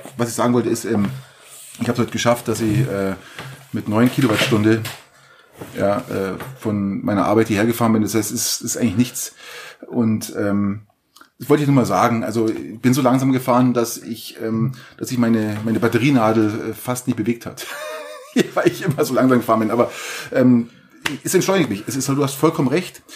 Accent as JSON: {"language": "German", "town": "Garmisch-Partenkirchen", "region": "Bavaria", "country": "Germany", "tie": "born or raised there", "said": "ich komme ja aus Garmisch"}